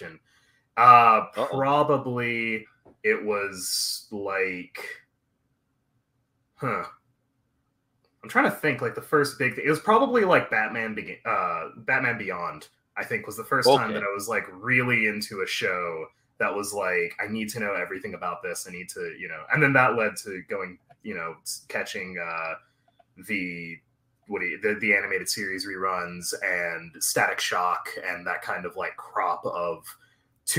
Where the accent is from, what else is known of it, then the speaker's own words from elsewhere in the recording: Little Rock, Arkansas, United States; I was born and raised in a place called Little Rock, Arkansas, capital city